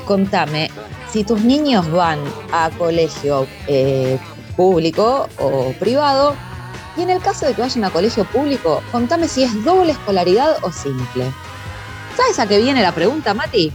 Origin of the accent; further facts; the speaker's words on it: Quilmes, Buenos Aires Province, Argentina; yo soy de provincia, zona sur, Quilmes